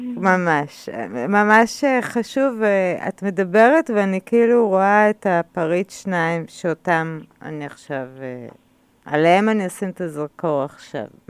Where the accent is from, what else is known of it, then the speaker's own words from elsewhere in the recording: Israel; אני גדלתי בקיבוץ